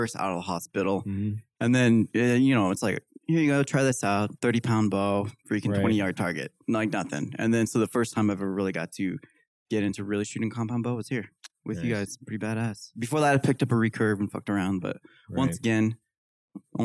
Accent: Kansas, United States; moved away as an adult; now in Utah, United States; go back to Kansas. Not right. Love my home state.

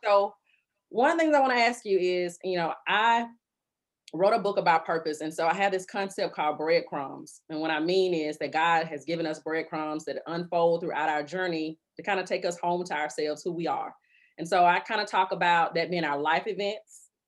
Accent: Birmingham, Alabama, United States; I grew up on the northern side of Birmingham. I grew up in Hooper City

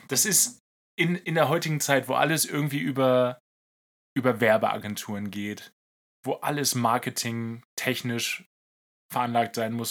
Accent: Lower Saxony, Germany; mein Heimatbundesland Niedersachsen

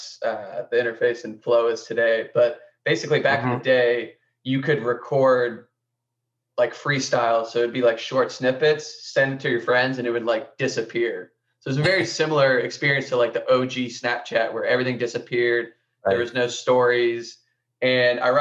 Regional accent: Columbus, Ohio, United States; I grew up in Columbus, Ohio, which is where I'm currently living now

